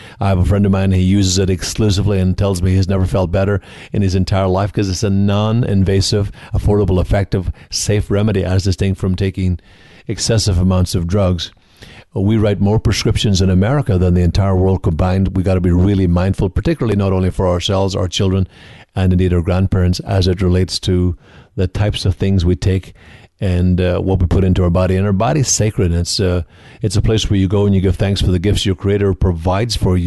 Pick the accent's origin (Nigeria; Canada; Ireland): Ireland; Donegal, Ulster; moved away as an adult; also born or lived in Galway, Ireland; now in United States; I'm from the Northwest, though, Donegal in the Northwest of Ireland, 20 miles from Derry City, 90 miles from Belfast